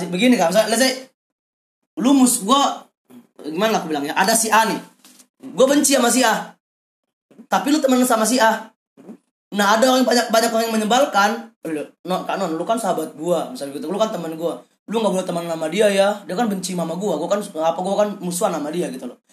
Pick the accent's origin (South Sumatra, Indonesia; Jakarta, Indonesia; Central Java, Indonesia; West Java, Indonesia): South Sumatra, Indonesia; Palembang; moved away; gua balik ke Palembang